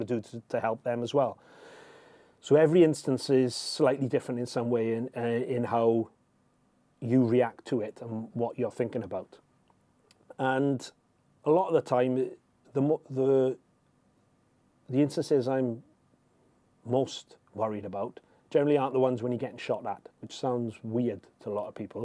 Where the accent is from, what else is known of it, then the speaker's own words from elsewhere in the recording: United Kingdom; I'm British